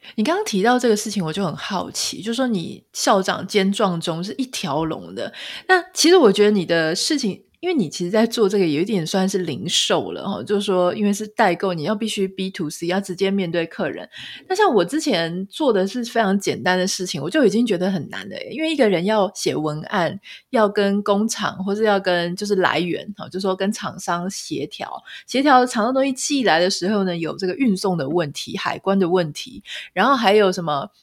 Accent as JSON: {"language": "Chinese", "region": "Pingtung County", "country": "Taiwan", "moved": "yes", "lives_now": "United States", "said": "我是屏东人"}